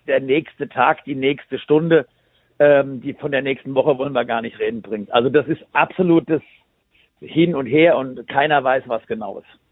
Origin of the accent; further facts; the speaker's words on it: Bad Homburg, Hesse, Germany; ich komme ja hier aus Bad Homburg